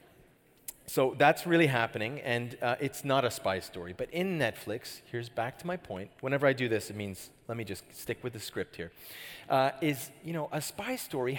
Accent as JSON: {"language": "English", "town": "Guelph", "region": "Ontario", "country": "Canada", "tie": "born or raised there", "also_born_or_lived": "London, United Kingdom", "moved": "as an adult", "lives_now": "Montreal, Canada", "said": "I grew up in Guelph, Ontario"}